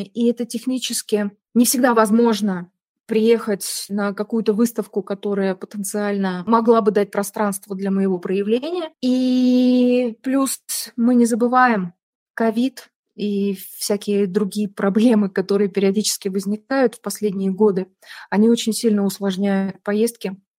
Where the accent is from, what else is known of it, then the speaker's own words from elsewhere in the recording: Tallinn, Harju County, Estonia; first language Russian; Я из Сталина, мне 48 лет